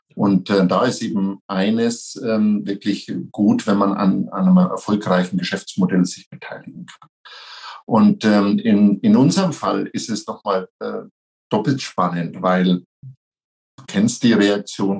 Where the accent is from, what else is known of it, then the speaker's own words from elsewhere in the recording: near Nuremberg, Franconia, Bavaria, Germany; accent: Franconian; meinem Dialekt unschwer entnehmen kann, ich bin Franke, ich komme aus der Nähe von Nürnberg